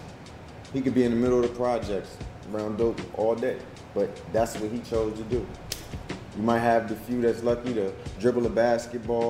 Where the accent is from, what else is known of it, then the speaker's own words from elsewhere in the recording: Bridgeport, Connecticut, South Carolina, United States; now in Georgia, United States; I'm originally from Bridgeport, Connecticut